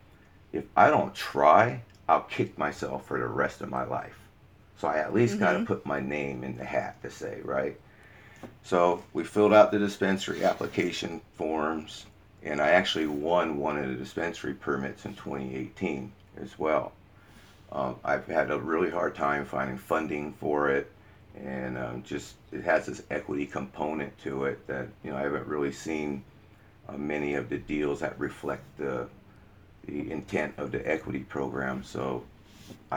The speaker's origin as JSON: {"language": "English", "town": "Oakland", "region": "California", "country": "United States", "tie": "born or raised there", "said": "I was born here in Oakland on Old East 14th Street at Oakland Hospital"}